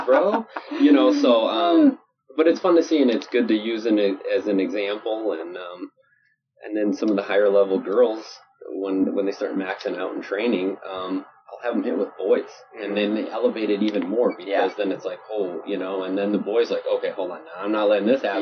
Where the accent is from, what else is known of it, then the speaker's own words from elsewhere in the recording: Chicago, Illinois, United States; moved away; also born or lived in Holland, Michigan; growing up in Chicago, in the 80s and 90s